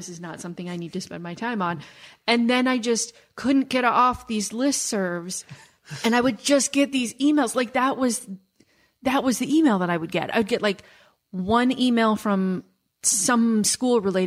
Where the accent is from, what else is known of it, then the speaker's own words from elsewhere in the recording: Midwest, United States; I grew up in the Midwest